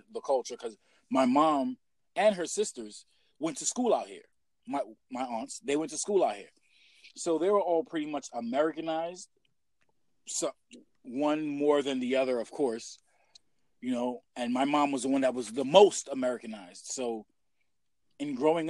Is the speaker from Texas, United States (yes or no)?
no; New York City, New York, United States; being born and raised in Brooklyn, you already know, Killer County, King County Hospital